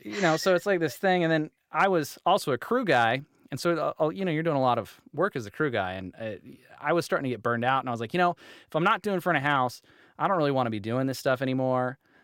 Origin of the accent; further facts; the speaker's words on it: Utah, United States; I'm from Utah